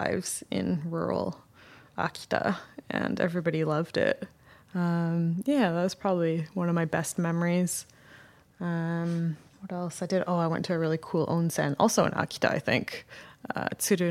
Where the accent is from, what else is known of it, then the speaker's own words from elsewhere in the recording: Canada; moved away as an adult; also born or lived in Tokyo, Japan; now in Morioka, Japan; going back to my hometown in Canada